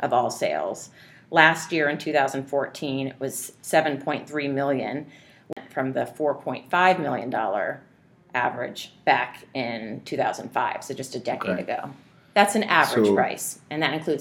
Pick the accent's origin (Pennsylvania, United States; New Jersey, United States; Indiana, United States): Indiana, United States; also born or lived in California / Chicago / San Francisco; now in New York, United States; I wasn't born there, but I spent most of my childhood in Indiana